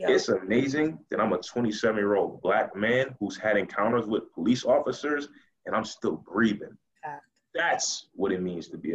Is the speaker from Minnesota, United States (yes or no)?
no; Buffalo, New York, United States; I'm from Buffalo, New York. That's Western New York, which is only about an hour from Rochester